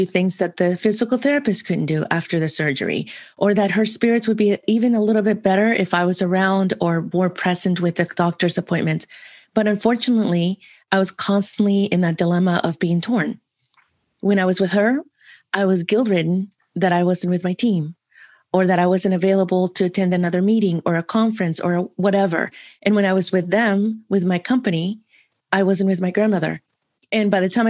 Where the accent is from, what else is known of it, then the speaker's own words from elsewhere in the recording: San Francisco, California, United States; also born or lived in another country (unnamed); I grew up in another country where my maternal grandparents raised me up until the age of 11. And then we moved back to San Francisco where I was born